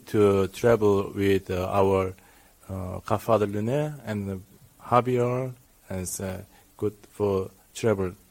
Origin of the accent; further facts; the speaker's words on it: South Korea; from Korea. Uh, I worked in the Sanggye Paik Hospital in Seoul.